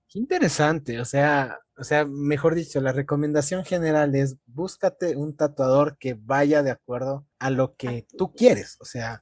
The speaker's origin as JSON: {"language": "Spanish", "country": "Ecuador", "said": "como ecuatorianos"}